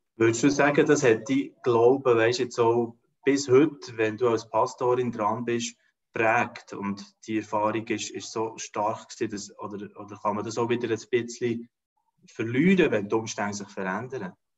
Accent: Switzerland; rein als Volk, als Schweizer

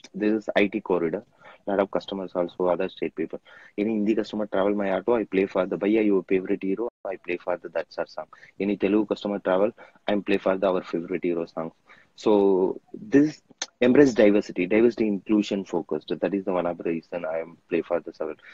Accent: Thanjavur district, Tamil Nadu, India; now in Chennai, India; my hometown is uh, tanjavur district that is the one of the small village shipped on to 30 35 years before my daddies came to chennai

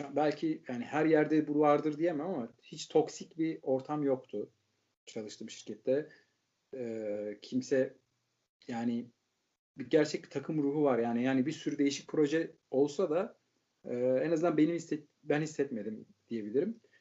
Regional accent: Turkey; moved away as an adult; now in Netherlands; hepimiz Türkiye'liyiz

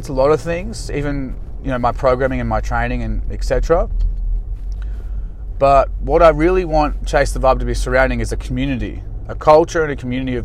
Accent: Australia; I'm just an Aussie guy

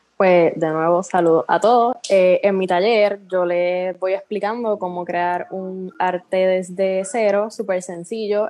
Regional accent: Comerío, Puerto Rico; soy de Paloma, Comerío.

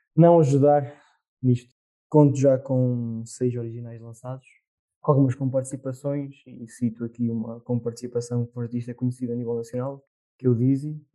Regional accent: Murça, Norte, Portugal; sou de Mursa, pertenço ao Distrito da Real

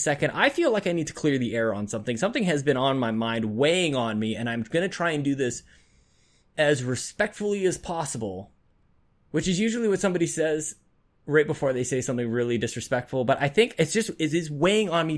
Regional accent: Canada; as a Canadian

